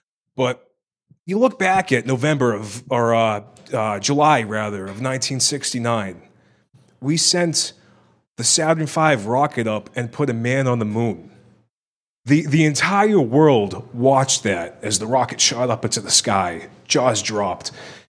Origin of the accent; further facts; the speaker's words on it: Ireland; I'm Irish. I got a schmeckle. You know what I mean? I got the Irish acorn.